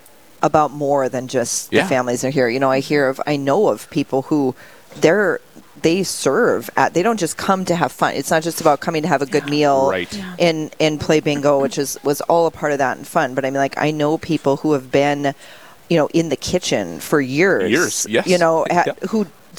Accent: Mott, North Dakota, United States; moved away as an adult; now in Dickinson, United States; I'm from Mott. It's a nearby town

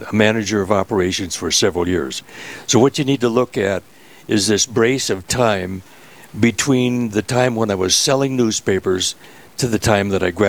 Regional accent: Graceville, Minnesota, United States; Where are you from originally? Graceville, Minnesota. And when did you come to this this area? I moved here after I graduated from college, and uh, that was in 1957.

